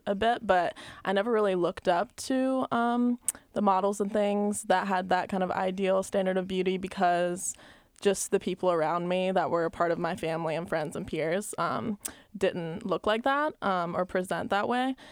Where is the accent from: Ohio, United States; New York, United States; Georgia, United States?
Georgia, United States; Albany; also born or lived in Columbus, Georgia; growing up in Albany, Georgia